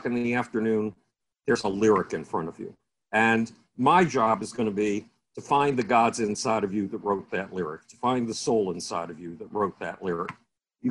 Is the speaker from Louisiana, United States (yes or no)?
no; Buffalo, New York, United States; I was a lost kid in Buffalo, New York, my hometown